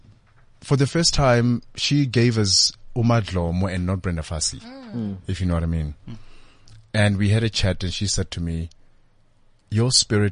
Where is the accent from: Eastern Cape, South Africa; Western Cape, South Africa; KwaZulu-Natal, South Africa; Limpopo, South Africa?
Limpopo, South Africa; you know, I'm doing my honors. I'm from Limpopo.